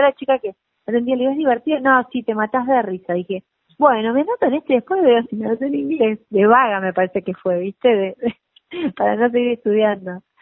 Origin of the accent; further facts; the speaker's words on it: Mar del Plata, Buenos Aires Province, Argentina; moved away; yo soy de Mar de Plata